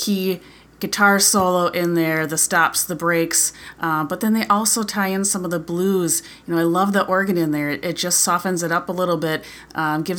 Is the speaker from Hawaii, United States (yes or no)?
no; Appleton, Wisconsin, United States; I grew up in Appleton many, many years ago